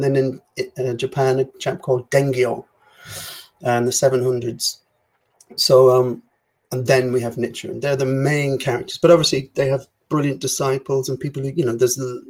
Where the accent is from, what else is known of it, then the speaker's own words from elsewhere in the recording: Ireland; I have to prepare as an Irish person